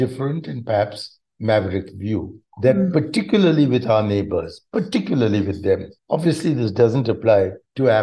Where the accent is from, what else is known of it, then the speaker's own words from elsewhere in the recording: India; I'm an Indian